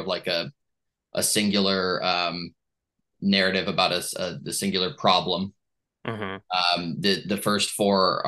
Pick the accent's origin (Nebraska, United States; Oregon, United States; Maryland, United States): Oregon, United States; Portland; Portland, Oregon, my hometown that I love so much